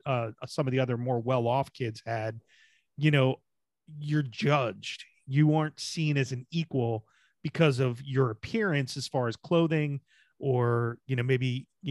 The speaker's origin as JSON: {"language": "English", "region": "New Jersey", "country": "United States", "tie": "born or raised there", "said": "I grew up in Jersey"}